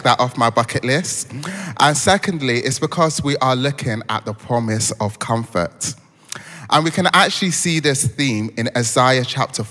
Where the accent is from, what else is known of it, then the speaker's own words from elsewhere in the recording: Croydon, London, United Kingdom; also born or lived in Lagos, Nigeria; So I was born in Lagos, bred in Croydon